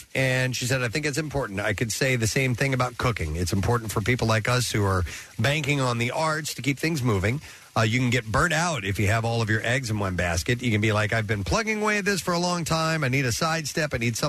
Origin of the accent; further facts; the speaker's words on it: Knoxville, Tennessee, United States; present me with the key to the city of my hometown of Knoxville, Tennessee.